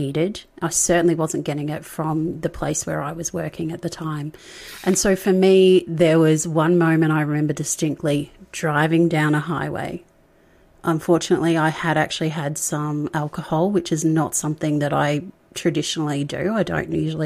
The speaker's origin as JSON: {"language": "English", "town": "Melbourne", "region": "Victoria", "country": "Australia", "also_born_or_lived": "Sydney / rural New South Wales", "moved": "yes", "lives_now": "New South Wales, Australia", "said": "I'm not originally from Sydney. I'm from Melbourne. And Melburnians, as we call ourselves"}